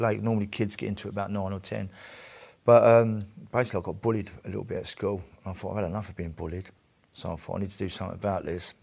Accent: Portsmouth, South East England, United Kingdom; I was born in Portsmouth and St Mary's

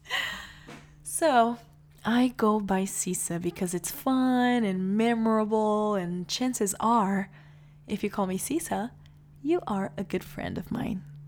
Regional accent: Salvador, Bahia, Brazil; I was born in Salvador, Bahia, Brazil, into a family of well known lawyers

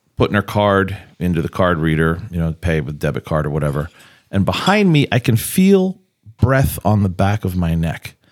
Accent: New York City, New York, United States; moved away; also born or lived in Pittsburgh; growing up in New York, in New York City

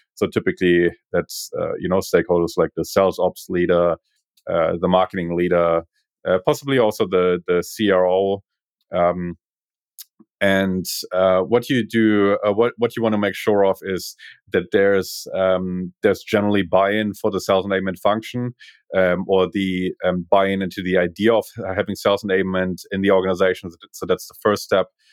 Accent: Berlin, Germany; English is a second language; moved away as an adult; now in Australia; I'm originally from Berlin

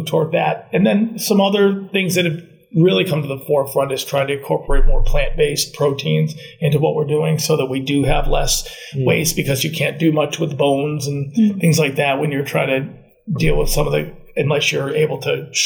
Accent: New York, United States; moved away; I'm originally from New York, and I mean, we recycled everything when I lived in New York

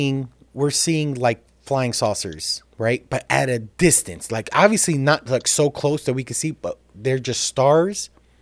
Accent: Jerusalem, Jerusalem District, Israel; I remember as a little child, I grew up in Jerusalem, right?

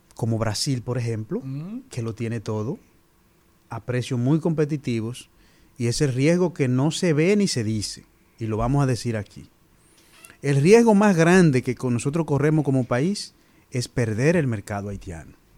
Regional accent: San Fernando de Monte Cristi, Monte Cristi, Dominican Republic; also born or lived in Fukuoka, Japan; de Montecristi, ingeniero agrónomo

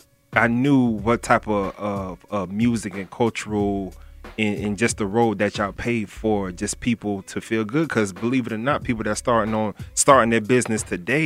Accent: Florida, United States; now in Atlanta, United States; I'm from Florida, you know, of course, down south

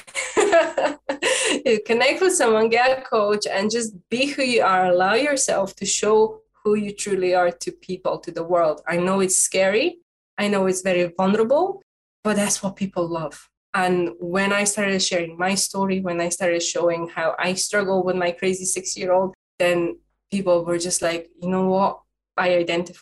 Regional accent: Dundee, Scotland, United Kingdom; I'm from Dundee in Scotland.

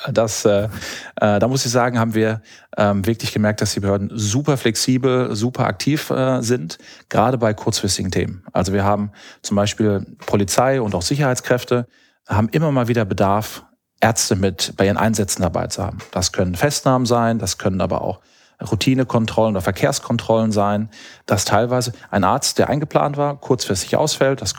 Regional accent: Hamm, North Rhine-Westphalia, Germany; now in Düsseldorf, Germany; Also ich bin ursprünglich Westfale, äh, komme aus Hamm in Westfalen, habe in Münster studiert und dann hat es mich über Düsseldorf äh, Richtung Asien verschlagen

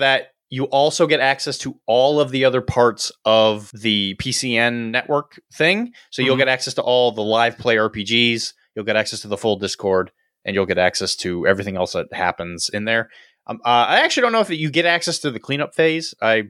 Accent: Australia; So being an Aussie, obviously not everyone who listens to this is from Aussieland.

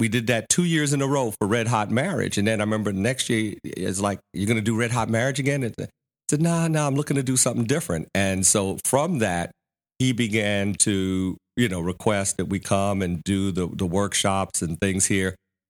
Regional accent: New York, United States; I came from New York, graduated, got a job working for a bank down here.

